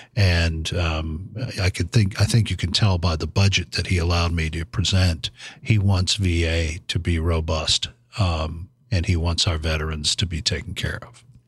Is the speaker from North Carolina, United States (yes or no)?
yes; Fayetteville, North Carolina, United States; now in Washington, United States; my hometown in Fayetteville, North Carolina